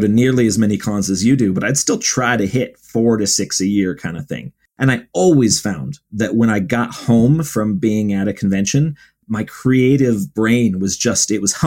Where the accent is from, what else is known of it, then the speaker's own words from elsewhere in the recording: Ohio, United States; I grew up in Ohio, like right near Lake Erie